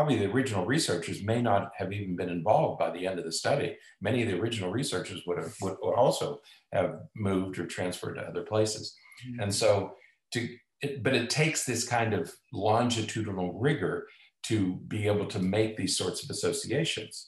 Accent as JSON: {"language": "English", "country": "United States", "tie": "born or raised there", "said": "I grew up in Amish country"}